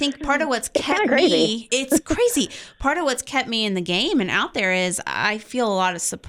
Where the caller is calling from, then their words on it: Buckeye Nation, Ohio, United States; we're calling you from Buckeye Nation.